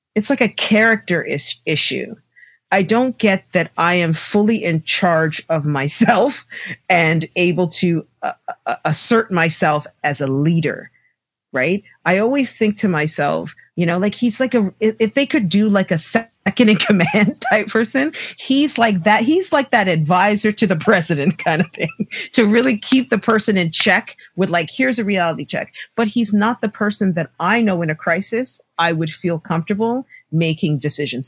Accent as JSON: {"language": "English", "town": "Toronto", "region": "Ontario", "country": "Canada", "tie": "born or raised there", "said": "I grew up in Scarborough"}